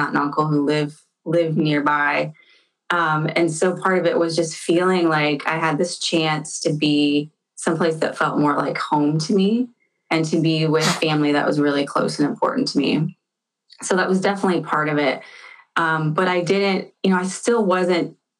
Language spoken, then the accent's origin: English; central Illinois, United States; now in Seattle, United States; I grew up in central Illinois